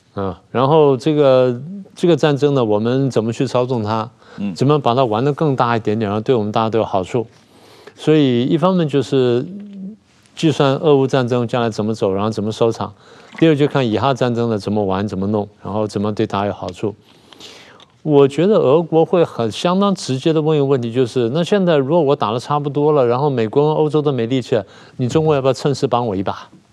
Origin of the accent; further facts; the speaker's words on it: Taiwan; 我们台湾人